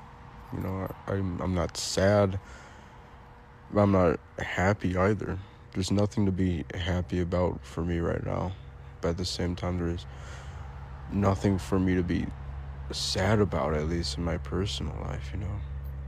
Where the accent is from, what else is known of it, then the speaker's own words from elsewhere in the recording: Illinois, United States; I'm from Illinois